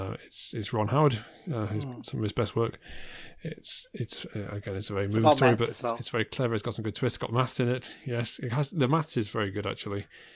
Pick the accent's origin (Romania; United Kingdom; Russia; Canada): United Kingdom; England; I was born in England, I stayed in England. I don't have the kind of any of the immigrant experience.